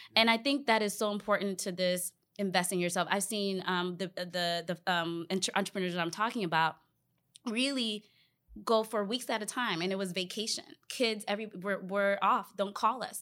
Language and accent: English; Northern Virginia, United States; also born or lived in Ghana; grew up in the U S here in the Washington, D C, D C area, Vir, um, Virginia, Northern Virginia to be specific.